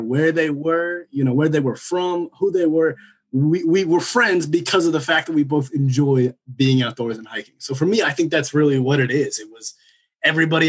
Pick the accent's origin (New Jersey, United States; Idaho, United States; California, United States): New Jersey, United States; I'm originally from Jersey